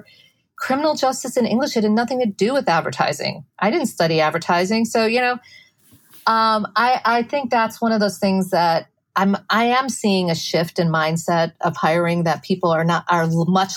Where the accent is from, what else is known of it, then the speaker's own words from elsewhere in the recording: Midwest, United States; now in New York City, United States; I grew up in the Midwest, very conservative household